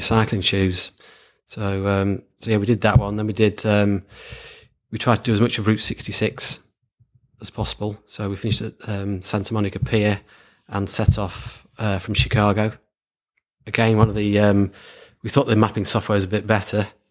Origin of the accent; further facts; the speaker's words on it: Lancashire, North West England, United Kingdom; born and bred in Lancashire